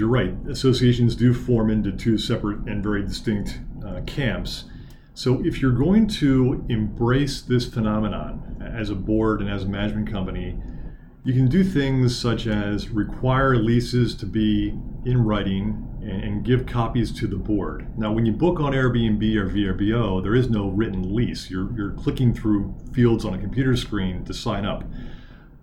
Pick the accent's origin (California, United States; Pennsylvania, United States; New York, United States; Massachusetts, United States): Pennsylvania, United States; Lancaster; my hometown of Lancaster, Pennsylvania.